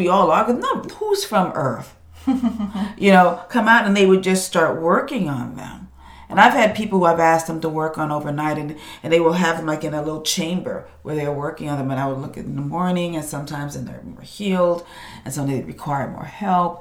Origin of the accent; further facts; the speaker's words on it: New York, United States; My family's Jamaican. I'm from New York